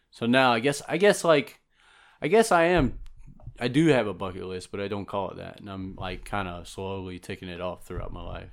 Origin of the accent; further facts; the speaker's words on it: South Georgia, United States; I'm from South Georgia, so I've been around animals a lot